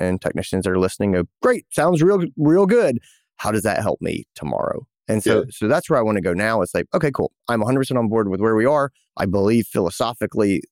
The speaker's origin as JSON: {"language": "English", "town": "Greenville", "region": "South Carolina", "country": "United States", "tie": "born or raised there", "said": "my hometown, Greenville, South Carolina"}